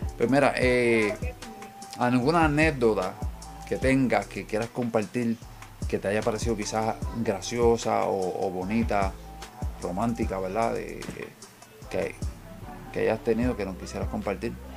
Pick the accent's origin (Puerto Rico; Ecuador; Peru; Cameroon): Puerto Rico; somos boricuas